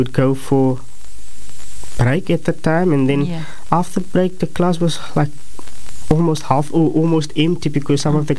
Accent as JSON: {"language": "English", "town": "Atlantis", "region": "Western Cape", "country": "South Africa", "tie": "born or raised there", "also_born_or_lived": "Claremont / Gugulethu / Athlone", "said": "I've always lived in Atlantis"}